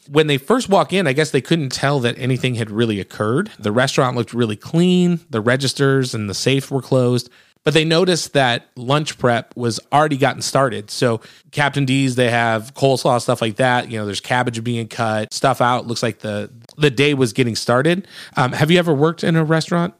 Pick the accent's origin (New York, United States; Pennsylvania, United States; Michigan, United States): Michigan, United States; now in Nashville, United States; I'm from Michigan originally